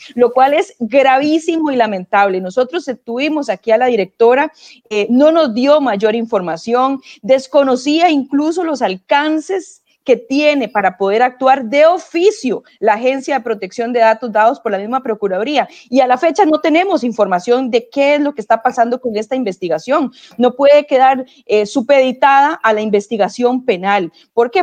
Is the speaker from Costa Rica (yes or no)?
yes; Costa Rica; nosotros como costarricenses